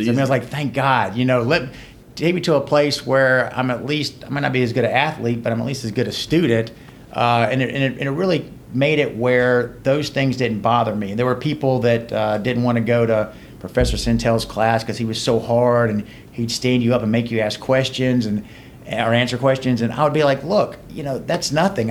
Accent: LaGrange, Georgia, United States; also born or lived in Conyers, Georgia / Macon, Georgia / Athens, Georgia; now in Atlanta, United States; I grew up in LaGrange, Georgia, a little small town. Uh, went to uh, high school in Rockdale County, Conyers.

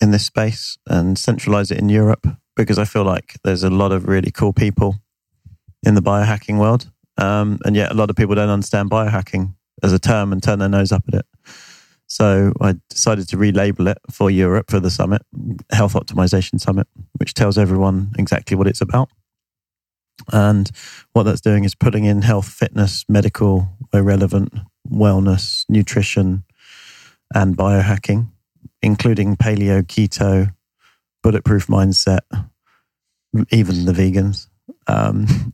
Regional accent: United Kingdom; I'm British

